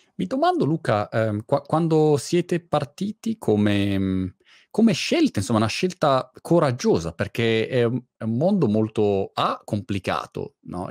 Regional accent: Milan, Lombardy, Italy; moved away as an adult; now in Brighton, United Kingdom; io che sono milanese invece sono a Brighton

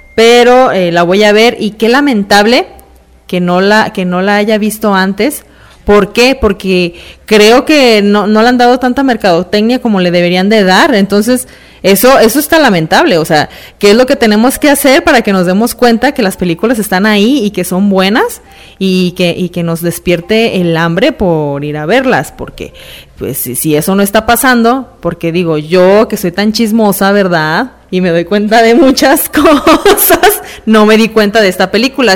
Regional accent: Mexico; soy mexicana

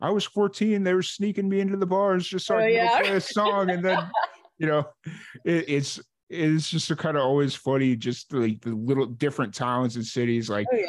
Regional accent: Chicago, Illinois, United States; moved away; also born or lived in New Mexico / Bowling Green, Kentucky; growing up in Chicago

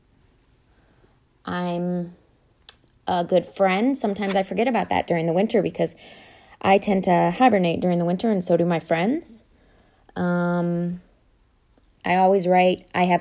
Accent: Ohio, United States; now in North Carolina, United States; I'm from Ohio

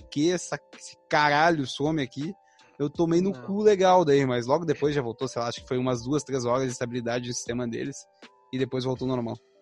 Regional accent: Novo Hamburgo, Rio Grande do Sul, Brazil; eu tenho vinte e sete, eu sou de Novo Hamburgo, então a gente é aqui do Sul

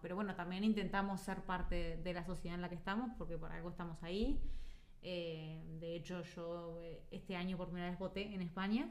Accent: Uruguay; moved away as an adult; now in Spain; la uruguaya

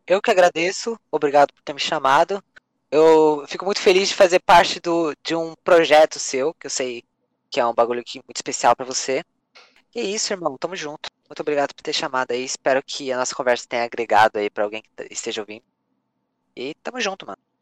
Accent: São Paulo, Brazil; eu nasci na zona norte de São Paulo, sou paulista.

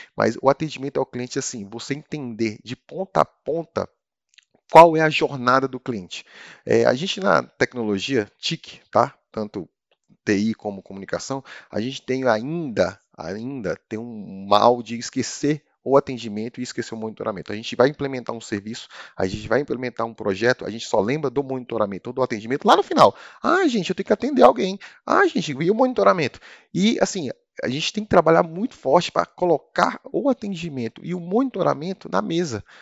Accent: Brasília, Federal District, Brazil; Sou de Brasília, ou seja, sou brasiliense

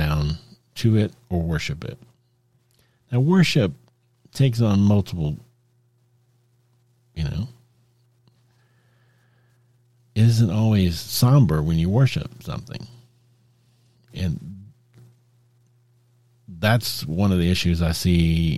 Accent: Texas, United States; I grew up in Texas

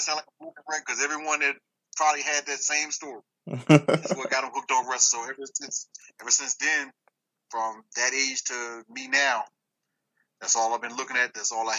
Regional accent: West Point, Virginia, United States; also born or lived in Newport News, Virginia; I grew up before Newport. I'm originally from Newport News, but I'm originally from a small town that sits between Williamsburg and Richmond called West Point.

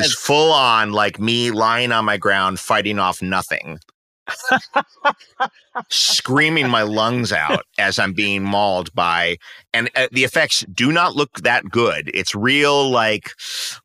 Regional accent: New York City, New York, United States; moved away as an adult; now in Los Angeles, United States; I had just turned 30 in New York, which is the city I grew up

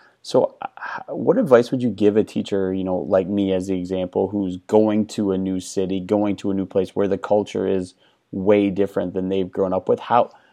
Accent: Wisconsin, United States; moved away as an adult; also born or lived in Houston; born and raised in Wisconsin, but my first job was in Houston

